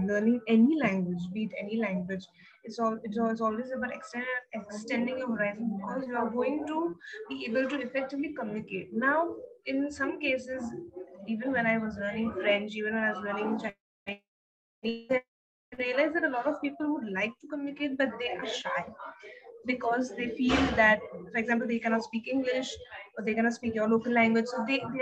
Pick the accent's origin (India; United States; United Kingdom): India; Maharashtra; when people asked my nationality, a lot of them refused to accept that I'm Indian